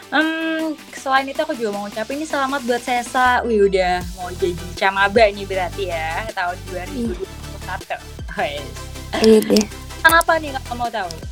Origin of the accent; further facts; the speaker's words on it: Kediri, East Java, Indonesia; aku asalnya itu dari Kediri Jawa Timur. Mungkin ini kota yang cukup kecil dan belum terlalu dimengerti oleh banyak orang.